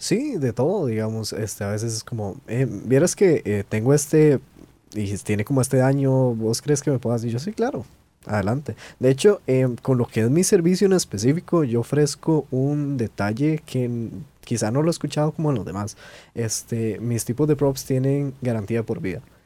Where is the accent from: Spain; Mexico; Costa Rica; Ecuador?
Costa Rica; nosotros como buenos ticos